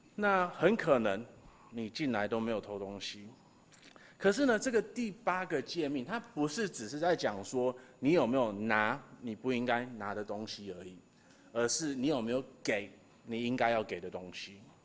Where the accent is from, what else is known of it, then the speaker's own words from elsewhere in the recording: Taiwan; 我们台湾人